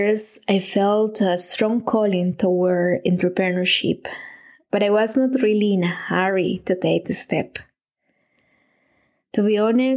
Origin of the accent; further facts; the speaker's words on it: Medellín, Antioquia, Colombia; moved away as an adult; now in Munich, Germany; I live in Munich, Germany, but I'm originally from Medellin, Colombia